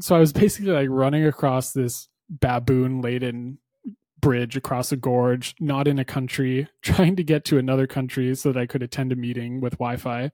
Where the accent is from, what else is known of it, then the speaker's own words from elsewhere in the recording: New Hampshire, United States; I grew up in New Hampshire